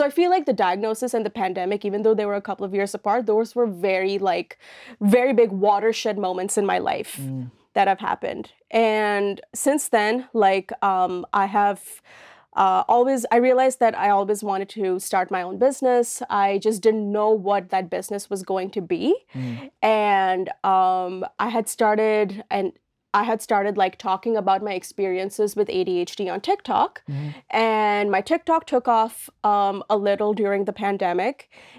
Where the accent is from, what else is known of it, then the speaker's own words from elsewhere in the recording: Oman; moved away as an adult; now in Halifax, Canada; my background is like, I am an Indian woman. I come from an Indian family. However, I grew up in this country called Oman in the Middle East.